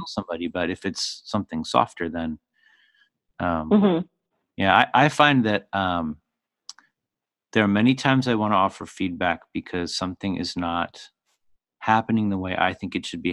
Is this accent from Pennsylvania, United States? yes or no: yes; Philadelphia, Pennsylvania, United States; I come from Philly, so I mean, I was raised speaking sarcasm as a first language